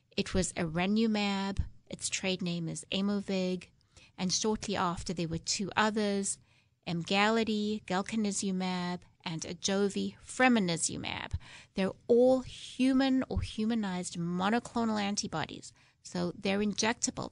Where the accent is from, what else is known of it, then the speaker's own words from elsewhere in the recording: South Africa; now in United States; I'm originally from South Africa, if you didn't guess from my accent